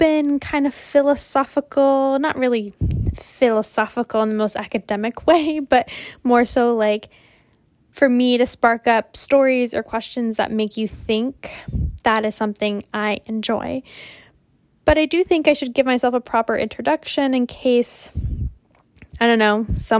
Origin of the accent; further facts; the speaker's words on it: Louisville, Kentucky, United States; accent: southern twang; moved away as an adult; also born or lived in Quito, Ecuador; now in Boston, United States; I was raised in Kentucky